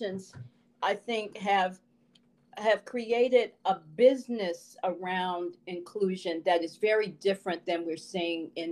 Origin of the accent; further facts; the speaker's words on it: Chicago, Illinois, United States; my experience growing up in Chicago in the 60s